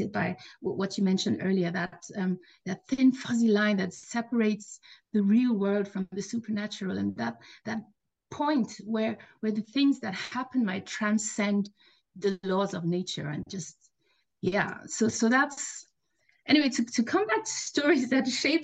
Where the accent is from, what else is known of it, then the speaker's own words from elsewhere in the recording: Nigeria; I grew up in Nigeria. My dad is Nigerian and my mom is German